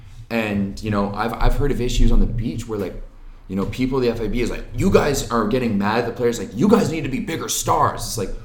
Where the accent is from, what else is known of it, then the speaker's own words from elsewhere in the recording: Ottawa, Ontario, Canada; I'm from Ottawa. {S0} Yes. {S1} This is the town I grew up in.